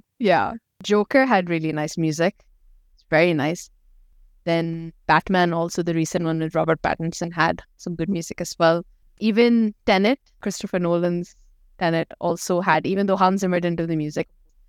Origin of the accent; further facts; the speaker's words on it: Pakistan; So like I'm from Pakistan, so we speak Urdu as our main. We have multiple languages in Pakistan, but Urdu is the main one.